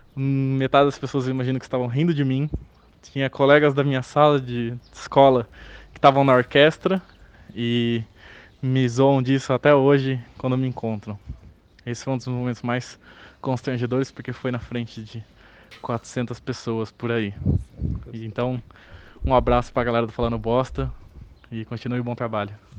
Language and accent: Portuguese; Lençóis Paulista, São Paulo, Brazil; da minha cidade natal, do Lençóis Paulista.